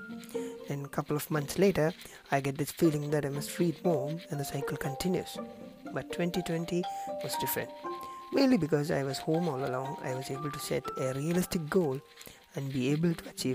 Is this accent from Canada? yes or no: no; Kerala, India; I am from Kerala